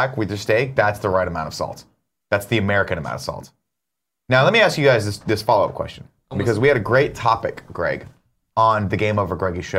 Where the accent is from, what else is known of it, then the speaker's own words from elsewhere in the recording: London, United Kingdom; I have. I'm a Londoner.